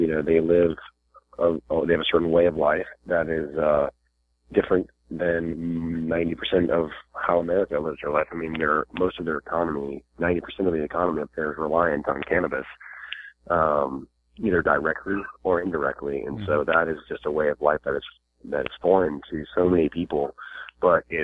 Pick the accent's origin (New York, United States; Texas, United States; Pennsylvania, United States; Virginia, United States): Virginia, United States; I'm from Virginia, and that's just right over the border there.